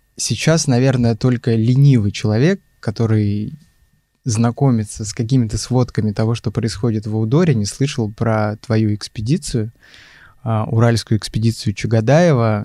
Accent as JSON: {"language": "Russian", "region": "Chukotka Autonomous Okrug", "country": "Russia", "tie": "born or raised there", "also_born_or_lived": "Ufa, Bashkortostan", "moved": "yes", "lives_now": "Moscow, Russia", "said": "как я, например, который родился в Уфе, но при этом вырос на Чукотке"}